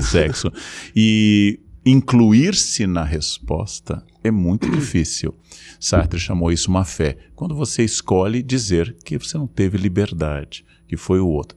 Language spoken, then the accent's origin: Portuguese; Rio Grande do Sul, Brazil; como eu entrava no circo Tupi na minha infância, no Rio Grande do Sul.